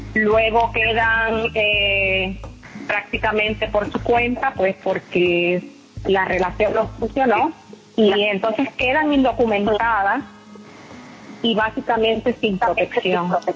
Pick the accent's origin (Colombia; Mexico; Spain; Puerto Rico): Puerto Rico; las que somos puertorriqueñas